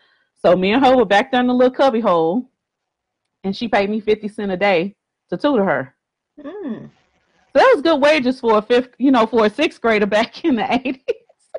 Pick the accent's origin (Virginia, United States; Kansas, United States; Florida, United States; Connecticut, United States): Florida, United States; Miami; also born or lived in Texas; But you know, I tell people I was born and raised in Texas, but I grew up in Miami. So Miami, Florida.